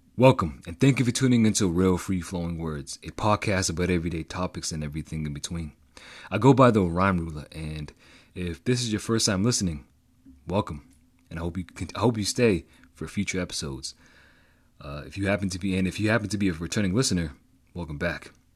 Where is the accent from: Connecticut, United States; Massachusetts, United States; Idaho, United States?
Massachusetts, United States; Boston; I'm from Greater Boston, Boston area.